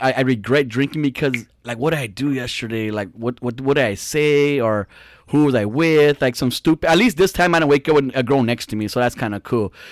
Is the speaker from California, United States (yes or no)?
yes; Fontana, California, United States; we grew up in Fontana in Southridge